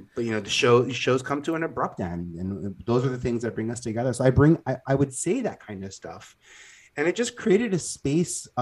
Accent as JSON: {"language": "English", "town": "New York City", "region": "New York", "country": "United States", "tie": "born or raised there", "said": "I'm born and raised in Staten Island"}